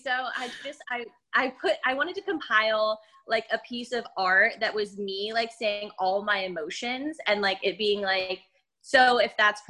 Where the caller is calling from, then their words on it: Philadelphia, Pennsylvania, United States; I'm in Philly.